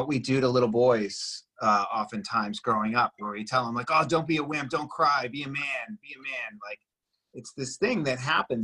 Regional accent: Boston, Massachusetts, United States; moved away; also born or lived in Venice, California; I'm from Boston originally, you know, like tough guys don't cry

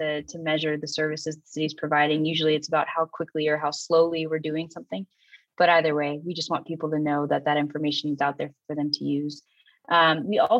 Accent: San Diego, California, United States; my hometown of San Diego

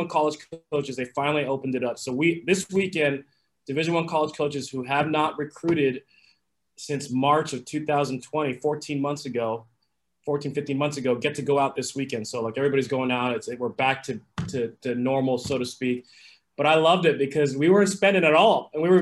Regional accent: Los Angeles, California, United States; moved away as an adult; also born or lived in New York City / North Carolina; I was born and raised in Los Angeles

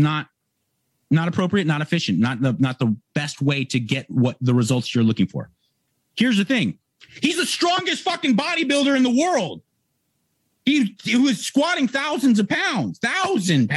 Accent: Los Angeles, California, United States; my hometown here, Venice, California

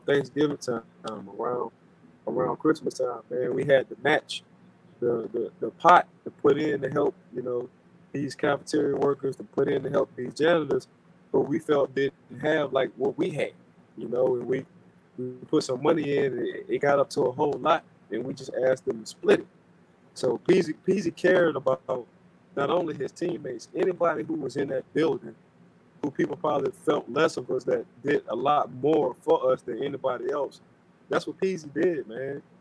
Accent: New Orleans, Louisiana, United States; I'm from New Orleans

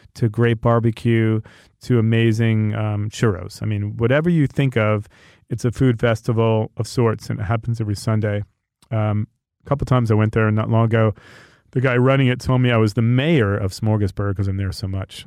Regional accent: New York, United States; also born or lived in Los Angeles; growing up in New York and being in New York the last 20 years or so

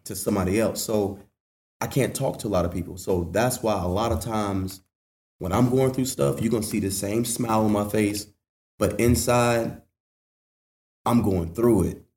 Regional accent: Washington, North Carolina, United States; Growing up in Little Washington

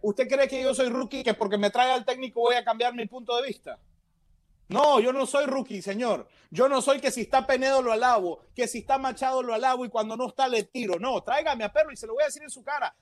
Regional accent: Panama; porque Panamá es mi corazón, porque yo soy panameño

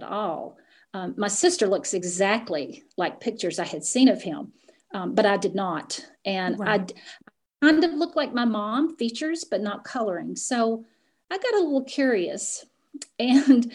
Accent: Appalachian Mountains, United States; I grew up in the Appalachian Mountains, and it is very, very close knit in those regions.

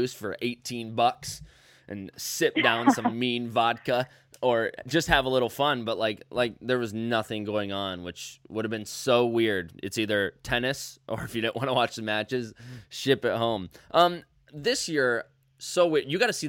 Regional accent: Midwest, United States; we're from the Midwest.

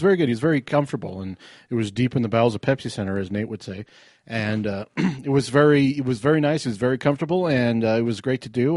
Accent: Arvada, Colorado, United States; when I grew up in Arvada

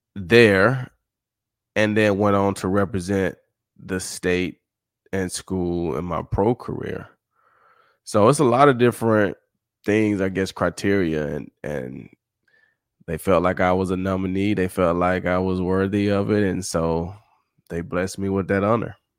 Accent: Summit, Mississippi, United States; I'm from Summit

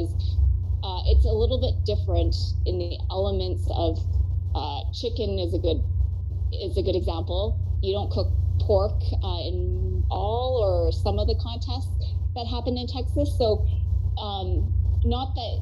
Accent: Calgary, Alberta, Canada; I'm from Calgary, Alberta

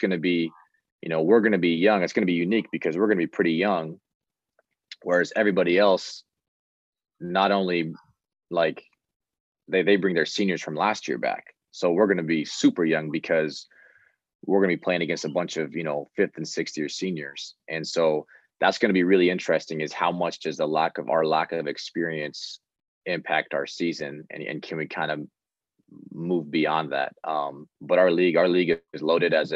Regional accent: Midwest, United States; I'm from the Midwest

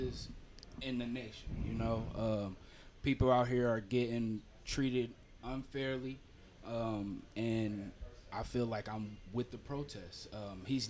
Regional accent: Cincinnati, Ohio, United States; I'm from Cincinnati, Ohio

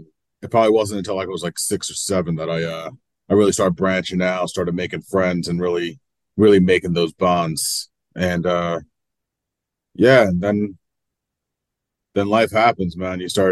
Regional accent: New Jersey, United States; It was rough in a weird way, because like my family, we didn't struggle, but we still had our ups.

